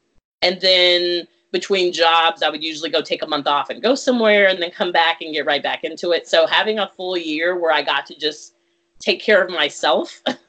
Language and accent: English; Virginia, United States; moved away as an adult; also born or lived in California / Texas / Germany; I was born in California, moved to Austin, Texas, then Germany, then to Abilene, Texas, then Virginia was where I spent half of middle school and all of high school